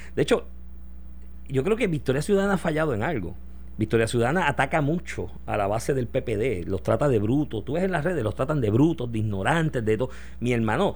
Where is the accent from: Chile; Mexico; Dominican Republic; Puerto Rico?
Puerto Rico